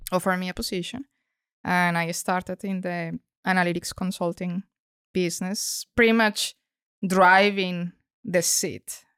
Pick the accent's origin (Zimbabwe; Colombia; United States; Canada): Colombia; moved away; I come from Colombia